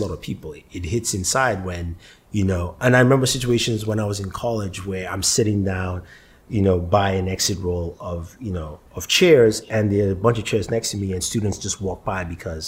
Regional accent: Nigeria; now in United States; I'm Nigerian. I was born in Nigeria. I lived there for half my life, and I come here

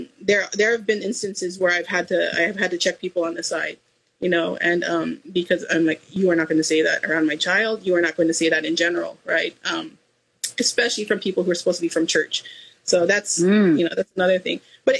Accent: Cordillera Administrative Region, Philippines; if you look at the indigenous people of the Philippines, we're Igorots

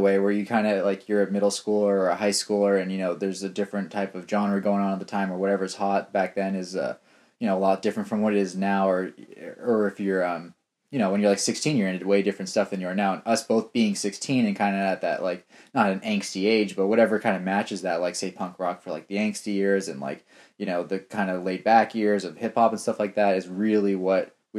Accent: Los Angeles, California, United States; born there; I was born in California. I was born in Los Angeles.

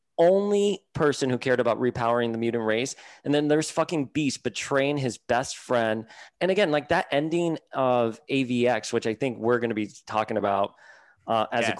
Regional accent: Miami, Florida, United States; I grew up in Miami, con mi abuela on Calle Ocho

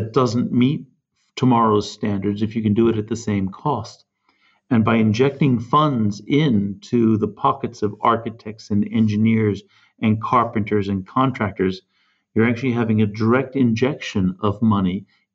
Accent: California, United States; moved away; I'm originally from California

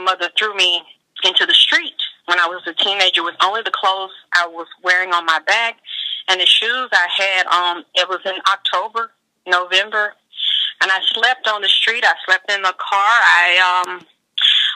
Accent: Georgia, United States; moved away; I came from Georgia, a very repressed spiritual and religious background

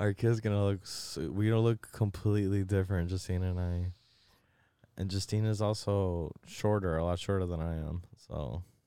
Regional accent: Chicago, Illinois, United States

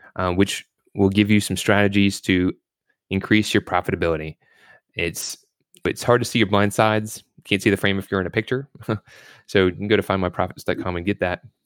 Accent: Louisville, Kentucky, United States; also born or lived in Virginia Beach, Virginia; I was born in Virginia Beach, but raised in Louisville, Kentucky

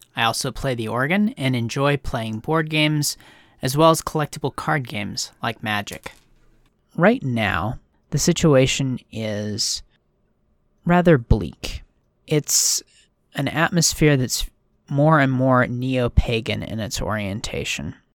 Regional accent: Washington, United States; also born or lived in Minnesota; I grew up here in Washington.

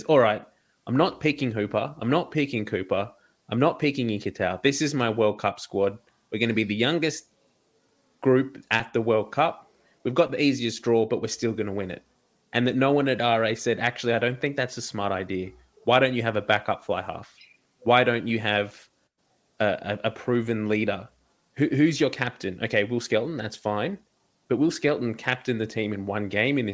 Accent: Australia; as an Australian rugby fan

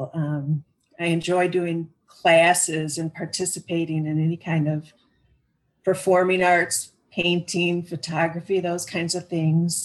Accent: Elgin, Illinois, United States; I was born and raised in Elgin. I've been here all my life

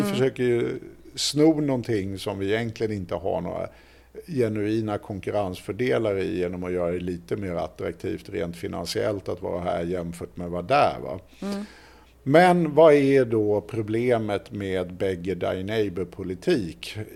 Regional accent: Ireland; Och det blir man ju inte som irländare nödvändigtvis så jätteglad utav.

